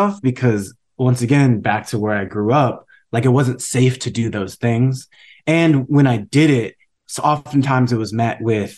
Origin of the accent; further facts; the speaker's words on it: San Marino, California, United States; I'm like, yeah, I grew up in San Marino. It's a great public school system.